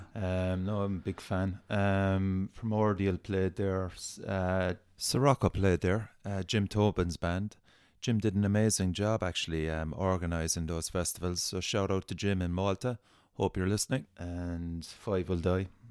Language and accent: English; Cork, Munster, Ireland; I'm from Cork